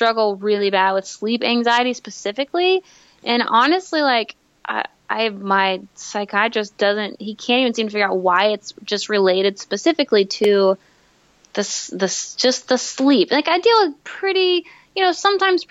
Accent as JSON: {"language": "English", "town": "Tyler", "region": "Texas", "country": "United States", "tie": "born or raised there", "said": "We grew up here in Tyler."}